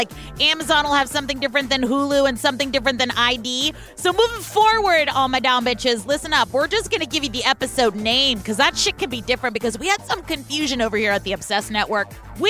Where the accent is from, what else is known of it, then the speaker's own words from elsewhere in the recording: Oakland, California, United States; I'm from California